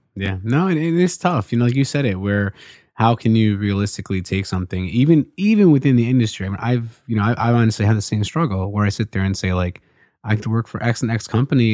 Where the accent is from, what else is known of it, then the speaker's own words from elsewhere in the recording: Baltimore, Maryland, United States; from Baltimore